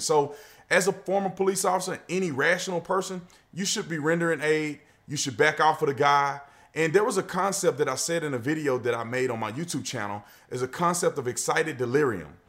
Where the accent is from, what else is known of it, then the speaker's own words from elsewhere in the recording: Fort Worth, Texas, United States; I grew up in Fort Worth, Texas